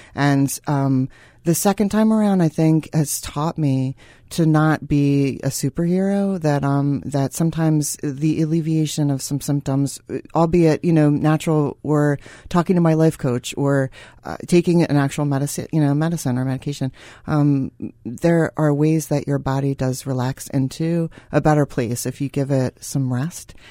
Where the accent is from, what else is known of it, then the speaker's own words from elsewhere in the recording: Philadelphia, Pennsylvania, United States; I'm from Philadelphia